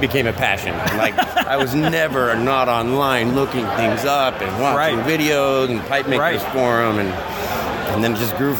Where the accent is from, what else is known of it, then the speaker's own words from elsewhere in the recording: Northern Utah, United States; I'm from Utah.